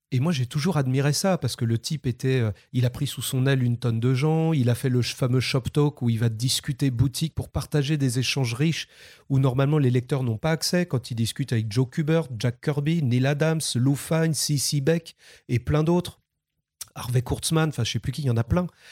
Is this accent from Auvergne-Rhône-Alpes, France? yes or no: no; Saint-Malo, Brittany, France; de Saint-Malo, de mes, mes origines